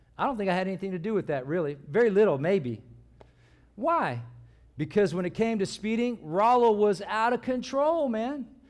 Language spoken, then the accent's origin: English; California, United States; moved away as an adult; when I grew up, I grew up in California